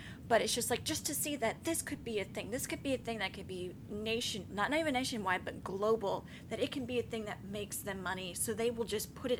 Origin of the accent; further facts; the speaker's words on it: United States; As an American